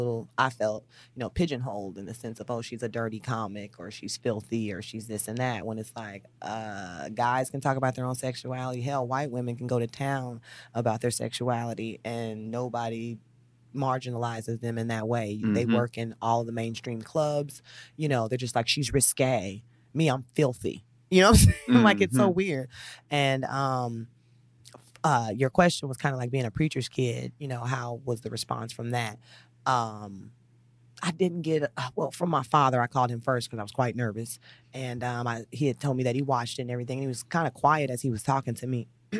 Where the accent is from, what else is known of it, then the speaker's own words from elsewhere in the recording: St. Louis, Missouri, United States; born there; No. I was born in St. Louis, Missouri.